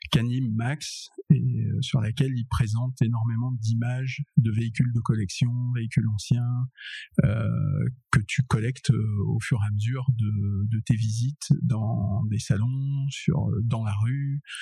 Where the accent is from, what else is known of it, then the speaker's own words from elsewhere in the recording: Paris, Île-de-France, France; j'ai 27 ans, je viens de Paris